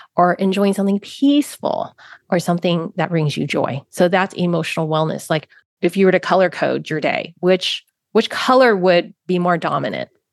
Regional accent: San Francisco, California, United States; I grew up in San Francisco, Chinatown. I was born in San Francisco, Chinatown

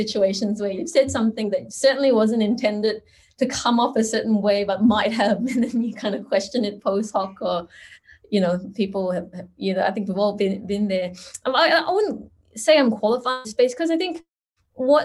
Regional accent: Singapore; moved away as an adult; now in Australia; And so I am from Singapore. I grew up in Singapore and came to Australia almost 20 years ago

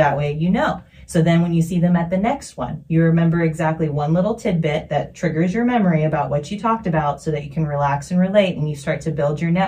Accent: Hawaii, United States; now in Omaha, United States; I'm Hawaiian

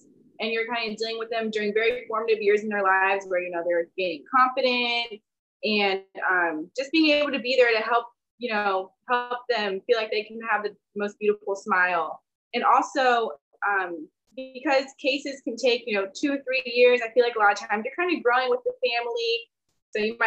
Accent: D.C. area, Northern Virginia, United States; moved away; I'm from the Northern Virginia, D.C. area

